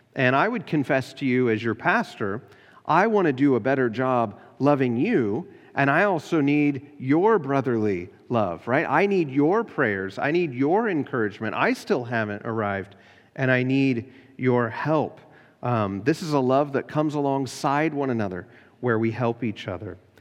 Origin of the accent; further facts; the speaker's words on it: United States; American Christians